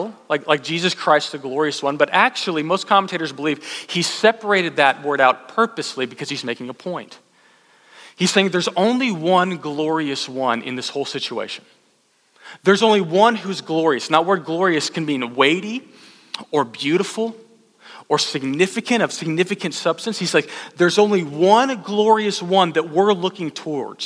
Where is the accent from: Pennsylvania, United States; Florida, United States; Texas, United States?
Texas, United States; Austin; also born or lived in College Station, Texas; I was from Austin